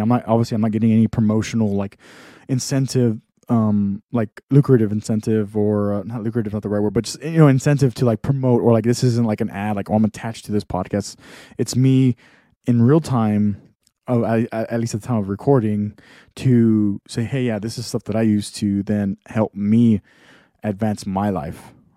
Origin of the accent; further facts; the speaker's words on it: Texas, United States; moved away; I'm from Texas, totally different li-, lifestyle.